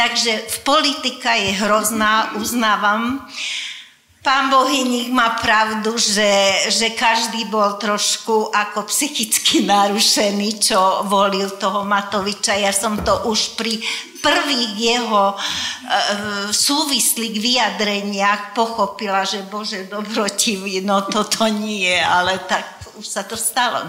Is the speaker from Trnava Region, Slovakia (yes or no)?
yes; Dunajská Streda, Trnava Region, Slovakia; first language Hungarian; Slovak is a second language; moved away as an adult; now in Žilina, Slovakia; ja som z Dunajskej stredy, aj mám tam dodnes do rodičovský e, byt